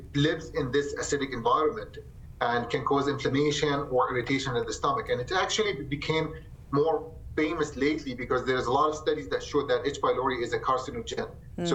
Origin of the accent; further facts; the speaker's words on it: Jordan; moved away as an adult; also born or lived in Michigan / Tampa, Florida; now in Rapid City, United States; I came from Jordan and I did my medical school there, and then I moved to the state and to Michigan in 2015